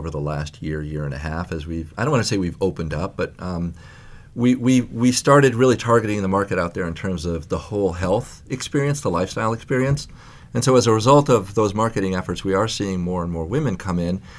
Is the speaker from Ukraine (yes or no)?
no; Libya; Then for a while, we went to Europe. Um, then I'm originally from Libya